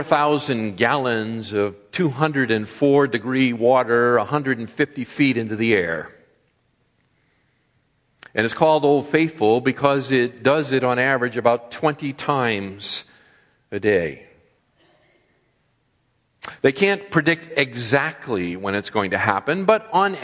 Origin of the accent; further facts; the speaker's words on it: East Coast, United States; moved away as an adult; also born or lived in Texas / Ohio / Massachusetts; now in California, United States; having been born and brought up on the East Coast, living in the Midwest, in the Southwest, and now here in the Far West